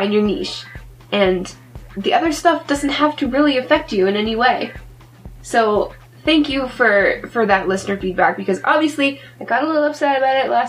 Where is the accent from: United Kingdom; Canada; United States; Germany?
Canada; I am Canadian.